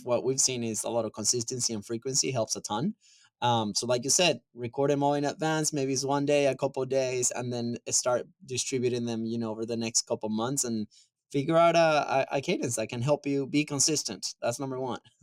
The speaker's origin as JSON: {"language": "English", "country": "Venezuela", "moved": "yes", "said": "I'm from Venezuela originally"}